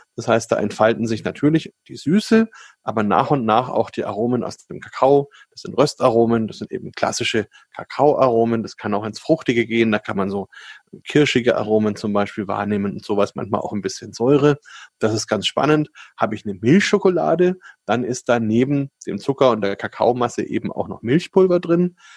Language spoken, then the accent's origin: German; Germany; bei uns in Deutschland